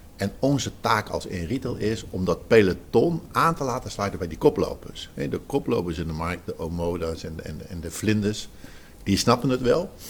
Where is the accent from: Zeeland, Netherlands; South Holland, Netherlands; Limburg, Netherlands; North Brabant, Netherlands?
Zeeland, Netherlands; ik kom uit Zeeland